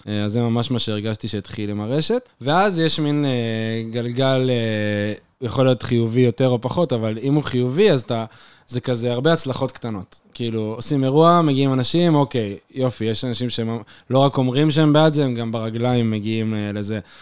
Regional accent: Jerusalem, Jerusalem District, Israel; moved away as an adult; now in Beersheba, Israel; אני ירושלמי, אני גר אה, עשר שנים בבאר שבע, אני עדיין גר בבאר שבע

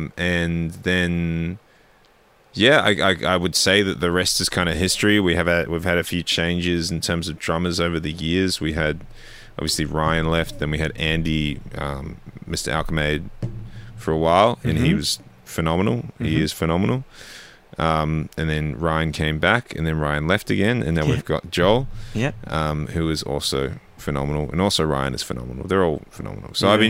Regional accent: England, United Kingdom; Well, we're all from England.

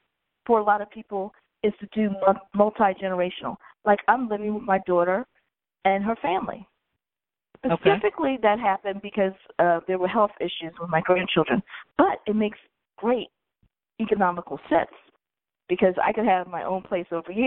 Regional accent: Philadelphia, Pennsylvania, United States; I was born in Hahnemann.

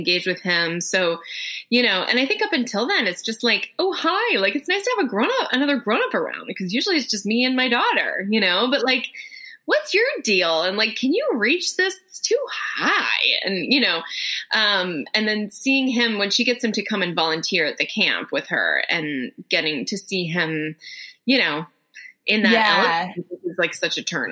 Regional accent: Westchester, New York, United States; moved away as an adult; also born or lived in Yonkers, New York / Los Angeles / Canada; my family moved up to Westchester when I was like in elementary school. So I spent the majority of my childhood there

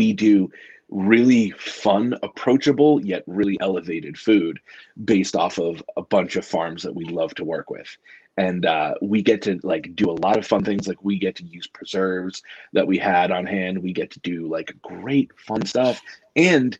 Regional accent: New Hampshire, United States; growing up in New Hampshire

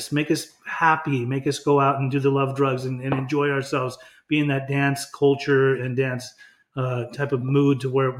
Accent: Utah, United States; I grew up in Utah

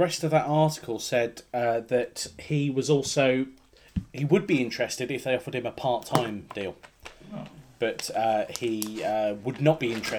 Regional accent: United Kingdom; We're British.

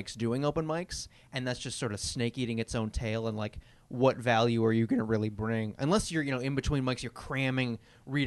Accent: Long Island, New York, United States; I grew up on Long Island

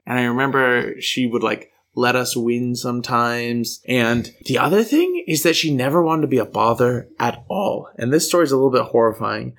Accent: United States; I grew up in the States, clearly, um, with the strong R's

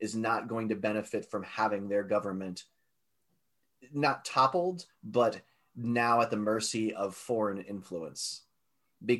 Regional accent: United States; interesting thing to watch unfold as an American

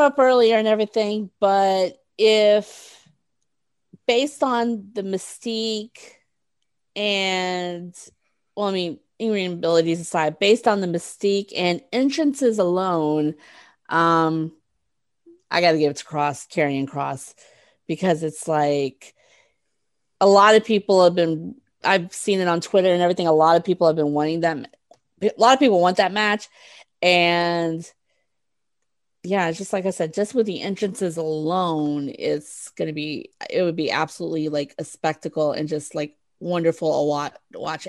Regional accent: Texas, United States; I'm from Texas

